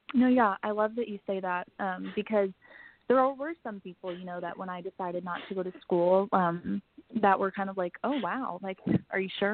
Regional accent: St. Louis, Missouri, United States; I am from St. Louis, Missouri. Um, I've lived here my whole life

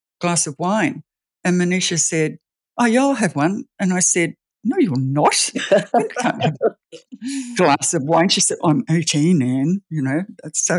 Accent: Australia; moved away; also born or lived in New Zealand; I'm Australian, but we lived in New Zealand for 18 years.

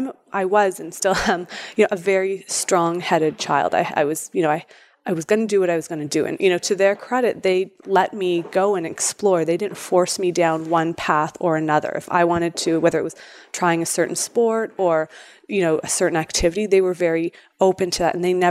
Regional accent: Toronto, Ontario, Canada; It is my hometown.

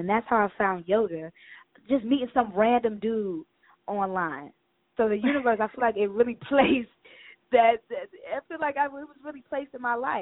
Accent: Cleveland, Ohio, United States; moved away as an adult; now in Atlanta, United States; I'm from Cleveland, Ohio. I'm a northern girl. I came down to Atlanta about 5-6 years ago.

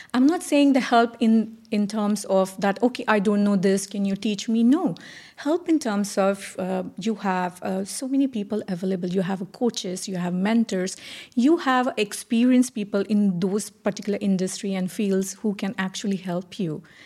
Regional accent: India; moved away as an adult; now in Dubai, United Arab Emirates; I'm originally from India, uh, having said that, staying out of India for now twenty years.

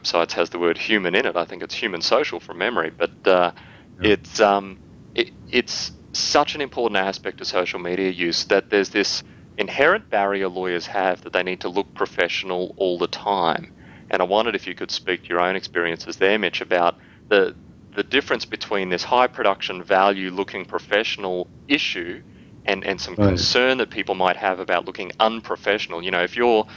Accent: Australia; accent: Aussie; my Aussie accent

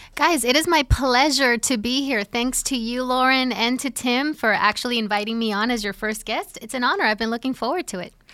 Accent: Puerto Rico; moved away as an adult; now in New Jersey, United States; I'm originally from Puerto Rico

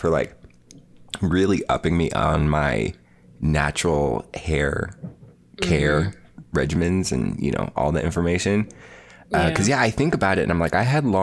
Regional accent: Spokane Valley, Washington, United States; I grew up in Spokane Valley, Washington

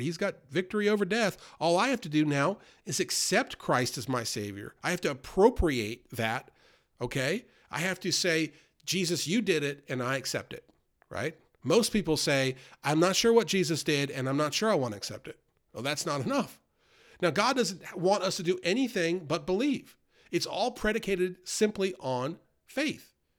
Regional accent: New York, United States; moved away; I grew up in New York outside the city in a very worldly environment

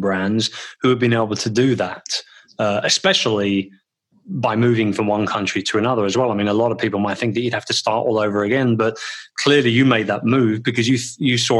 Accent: London, United Kingdom; my hometown of London

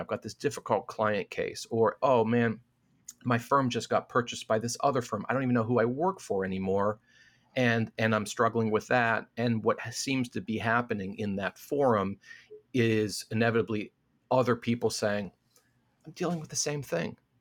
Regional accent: Midwest, United States; I'm a Midwesterner

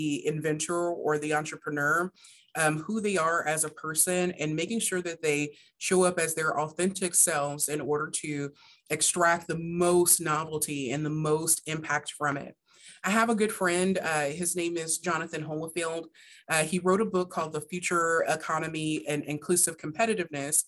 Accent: Hardin County, Kentucky, United States; I'm originally from Kentucky, from Hardin County, Kentucky

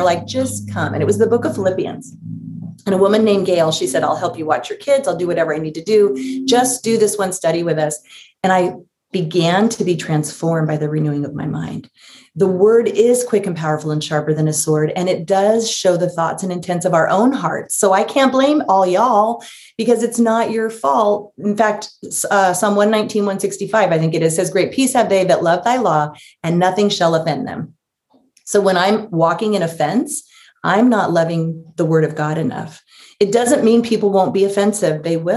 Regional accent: Los Angeles, California, United States; moved away; also born or lived in San Francisco Bay Area; I was born in Los Angeles

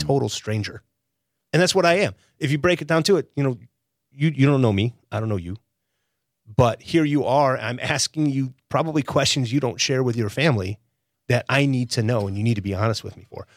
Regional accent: Chicago, Illinois, United States; moved away as an adult; also born or lived in Stevens Point, Wisconsin / Israel; now in Wilmington, United States; born and raised in Chicago

